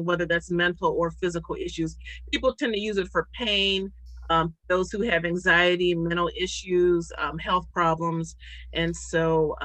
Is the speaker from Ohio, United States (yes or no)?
yes; Youngstown, Ohio, United States; moved away as an adult; now in Cleveland, United States; I am from Youngstown, Ohio.